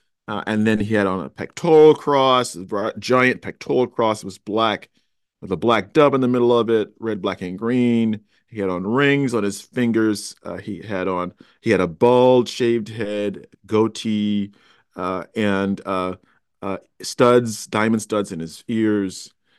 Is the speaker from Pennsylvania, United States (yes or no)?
no; Chicago, Illinois, United States; I went to the University of Cincinnati. I'm originally a Chicagoan.